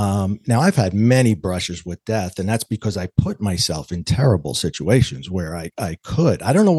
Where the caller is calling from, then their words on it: New York, United States; Well, I come to you today from New York, actually the border of New York and New Jersey, the East Coast, a little chilly outside